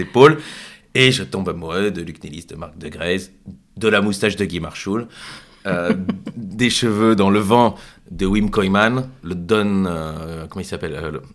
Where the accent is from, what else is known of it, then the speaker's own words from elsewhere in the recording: Brussels, Brussels-Capital Region, Belgium; en tant que Bruxellois